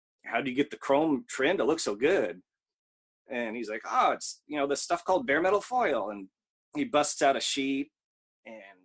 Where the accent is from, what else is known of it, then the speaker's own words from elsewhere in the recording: Whittier, California, United States; moved away as an adult; also born or lived in Seattle, Washington / Louisville, Kentucky; now in Osaka, Japan; born in Los Angeles in Whittier, but left there when I was, like, 20